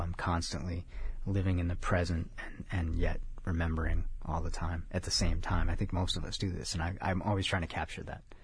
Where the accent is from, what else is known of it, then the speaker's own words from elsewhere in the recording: Chicago, Illinois, United States; now in California, United States; I'm from Chicago